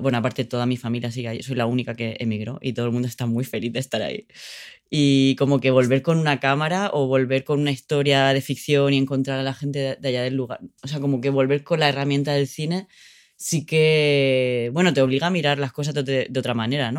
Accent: Orihuela, Valencian Community, Spain; moved away as an adult; mi pueblo, que es un pueblo donde nací, donde crecí en, el sur de España, que se llama Orihuela

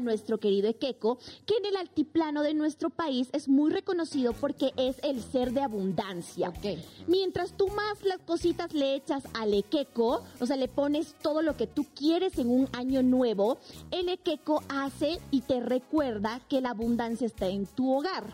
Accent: Bolivia; en mi país

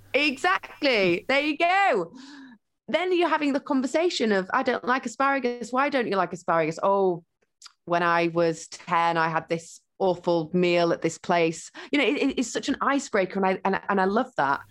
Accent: Huddersfield, Yorkshire and the Humber, United Kingdom; now in London, United Kingdom; I grew up in Huddersfield with my mum, my stepdad, and my step siblings and my sister.

